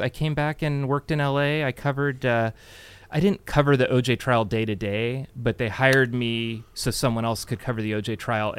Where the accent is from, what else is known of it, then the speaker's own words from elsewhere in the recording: Burlingame, California, United States; I grew up in Burlingame.